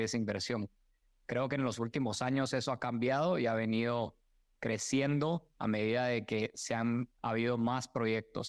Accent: Guatemala; moved away as an adult; also born or lived in Mexico / United States; a mí me orgullece mucho haber nacido y crecido en Guatemala

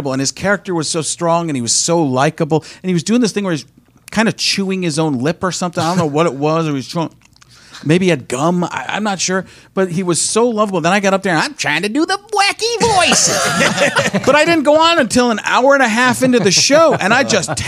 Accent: Midwest, United States; I'm from the Midwest

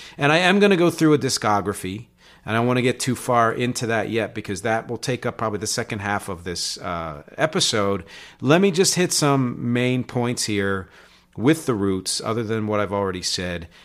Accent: just outside of Philly, in New Jersey, United States; also born or lived in Philadelphia, Pennsylvania; born in Philly, raised just outside of Philly, in New Jersey

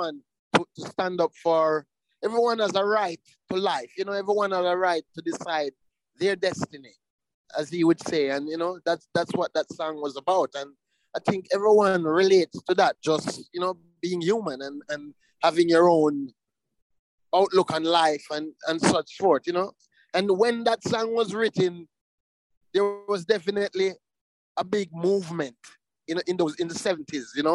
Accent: Jamaica; we come from Jamaica, we come from an island

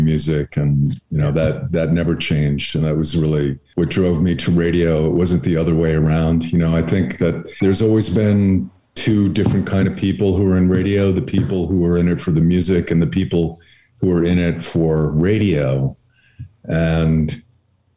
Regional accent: Long Island, New York, United States; That's where I grew up on Long Island

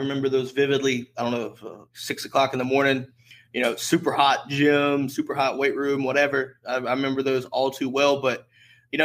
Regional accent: North Carolina, United States; I'm from North Carolina

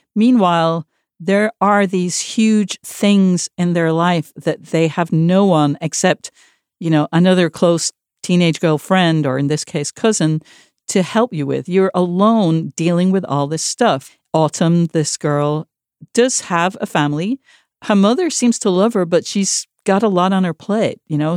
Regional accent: Manchester, North West England, United Kingdom; moved away; Manchester, my hometown

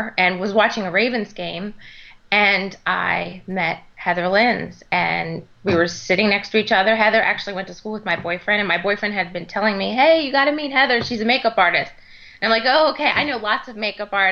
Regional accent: Maryland, United States; moved away as an adult; also born or lived in Texas; I moved back to Maryland, which is my home state, in 2010

